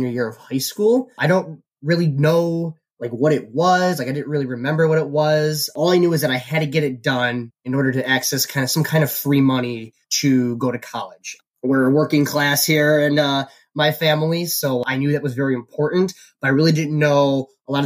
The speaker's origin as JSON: {"language": "English", "town": "Bridgeview", "region": "Illinois", "country": "United States", "tie": "born or raised there", "said": "I grew up in Bridgeview, Illinois. I still live here"}